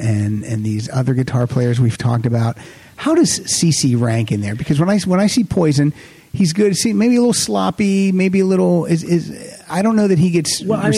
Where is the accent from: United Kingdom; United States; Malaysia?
United States; rural Pennsylvania; There's about 5,000 people in our hometown.